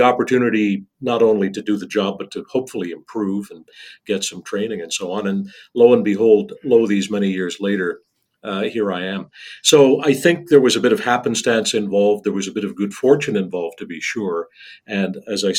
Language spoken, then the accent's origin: English; Saint John, New Brunswick, Canada; In high school, I got a job in a radio newsroom in St. John, my hometown.